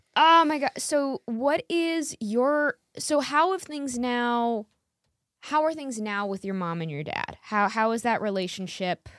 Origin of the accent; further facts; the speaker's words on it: New York, United States; I grew up in New York my whole life